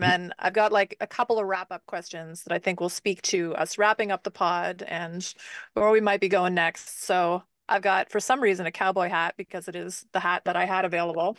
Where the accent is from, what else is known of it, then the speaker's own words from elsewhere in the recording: Canada; speaking as a Canadian